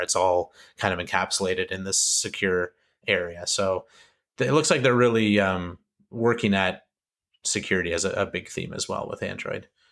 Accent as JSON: {"language": "English", "country": "Canada", "said": "I'm Canadian"}